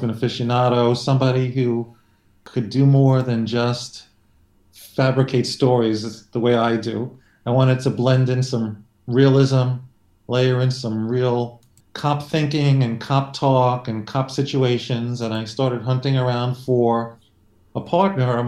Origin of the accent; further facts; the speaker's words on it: New York City, New York, United States; also born or lived in Long Island, New York; I'm a New Yorker. I've been living in New York my entire life, which is quite a while. Born in Brooklyn, now living on Long Island.